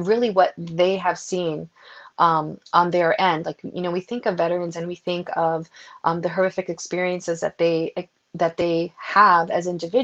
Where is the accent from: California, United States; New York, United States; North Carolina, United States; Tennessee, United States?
New York, United States; New York City; I grew up in New York City